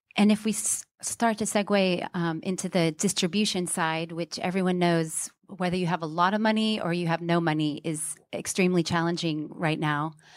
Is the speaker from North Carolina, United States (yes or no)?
no; Houston, Texas, United States; now in London, United Kingdom; I'm from Houston, but I've lived in London a long time